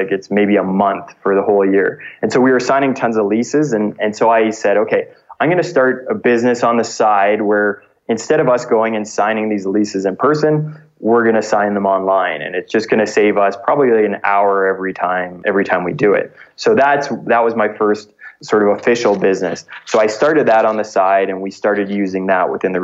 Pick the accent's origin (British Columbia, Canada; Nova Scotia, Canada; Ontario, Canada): Ontario, Canada; just outside of Toronto; moved away as an adult; I grew up just outside of Toronto